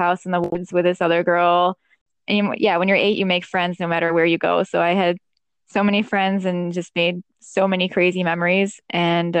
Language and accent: English; Western New York State, United States; moved away as an adult; now in New York City, United States; I grew up like in Western New York State, where there's it is not a city